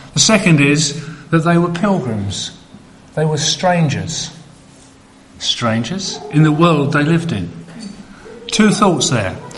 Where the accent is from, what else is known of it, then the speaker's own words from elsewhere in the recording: United Kingdom; I'm British